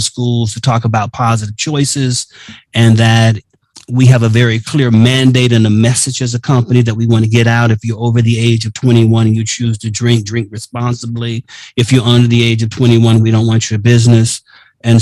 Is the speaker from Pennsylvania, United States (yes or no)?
no; Miami, Florida, United States; I was living in Miami at the time, my hometown